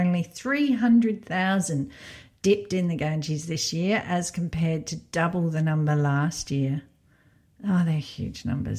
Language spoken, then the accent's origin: English; Belgium; now in Poland; Like in my home country of Belgium, a lot of the kids would be better off.